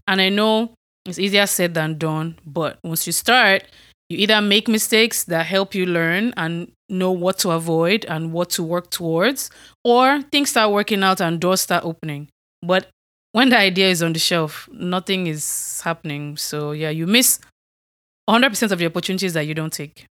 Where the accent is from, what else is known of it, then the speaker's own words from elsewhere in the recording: Nigeria; moved away; I'm from Nigeria